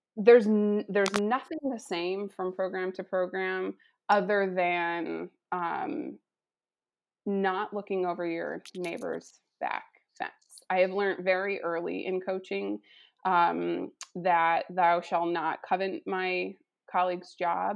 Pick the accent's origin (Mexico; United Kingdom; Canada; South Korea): Canada; Saskatchewan; moved away; also born or lived in Erie, Pennsylvania / Detroit; cultured woman growing up in Saskatchewan